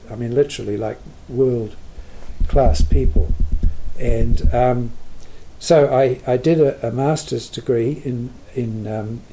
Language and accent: English; Wellington, New Zealand; also born or lived in Manawatu / United States / Ottawa / Ontario; I was born in Wellington, 1939, and went to local schools, to Karori School, Kandala School, and then Karori School.